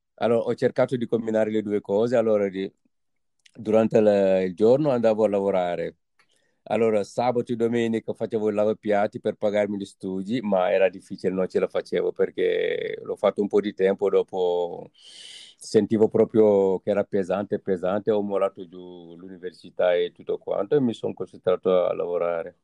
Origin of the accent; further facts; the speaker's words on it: Senegal; moved away as an adult; now in Italy; sono partito dal Senegal